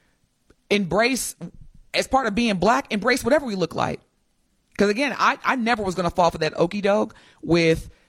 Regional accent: Southern Indiana, United States; I'm from Indiana, Southern Indiana

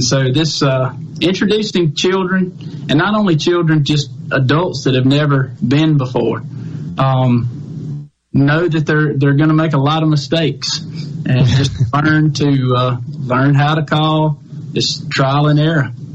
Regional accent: Carson, Mississippi, United States; I grew up in uh, a little town called Carson, Mississippi. It's in Jeff Davis County, and that's where I was raised and, and learned how to turkey hunt

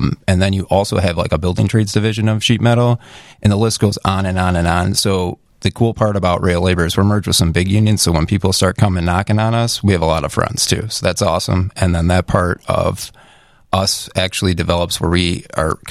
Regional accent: Chicago, Illinois, United States; I'm a Chicago native

